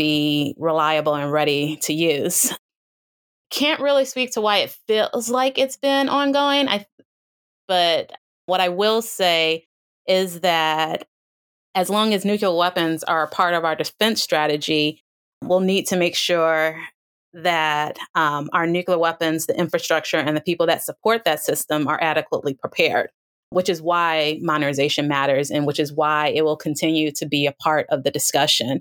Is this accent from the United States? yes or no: yes; United States; as an American